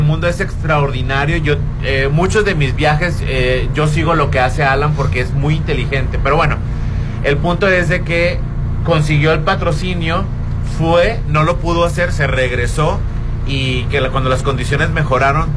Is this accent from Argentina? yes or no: no; Mexico; somos mexicanos